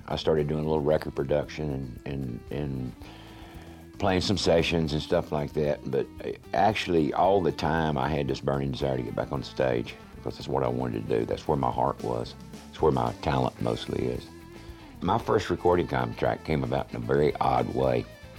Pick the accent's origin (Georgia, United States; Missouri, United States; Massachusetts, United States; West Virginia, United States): Georgia, United States; Valdosta; also born or lived in Wilmington, North Carolina / North Carolina / South Carolina; I was born in Wilmington, North Carolina, and I had gone to first grade all of 2 weeks when my dad changed jobs, and we moved to Valdosta, Georgia. I lived in North Carolina, South Carolina, and in Georgia in my formative years.